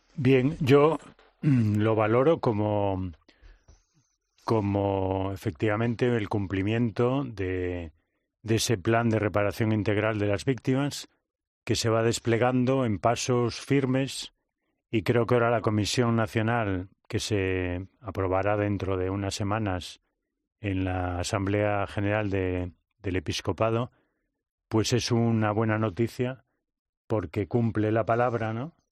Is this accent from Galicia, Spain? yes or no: yes; Vigo, Galicia, Spain; moved away as an adult; also born or lived in Valladolid; en el colegio de Vigo, el apóstol Santiago, ¿no? en el que yo estudié 13 años